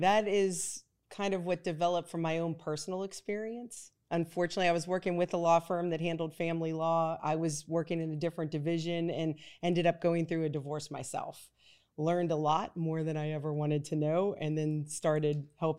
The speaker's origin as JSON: {"language": "English", "town": "Pittsburgh", "region": "Pennsylvania", "country": "United States", "lives_now": "New Orleans, United States", "said": "Originally from Pittsburgh, Pennsylvania. I am a transplant to New Orleans."}